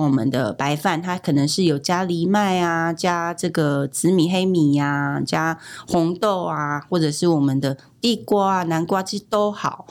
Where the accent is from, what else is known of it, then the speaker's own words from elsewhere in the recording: Taiwan; 美国人没有像我们台湾人吃这么多豆制品